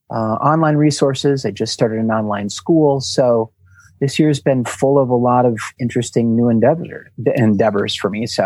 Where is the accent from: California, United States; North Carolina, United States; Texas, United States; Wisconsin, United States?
Wisconsin, United States; Milwaukee; born there; I was born in Wisconsin, in Milwaukee, Wisconsin. So at that time, you know, a pretty asphalt city sort of a place